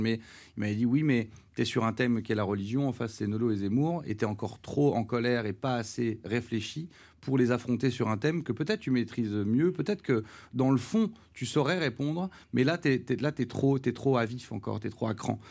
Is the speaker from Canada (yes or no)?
no; Charleville-Mézières, Grand Est, France; moved away; je viens du une ville qui est assez pauvre. Charleville